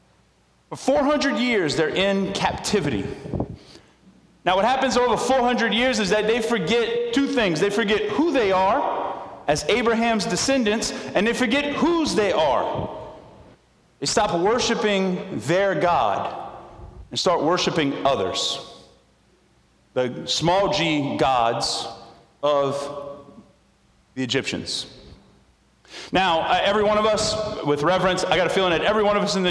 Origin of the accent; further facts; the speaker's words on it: Central Lafourche, Louisiana, United States; I was a Central fan, and I was graduated from Central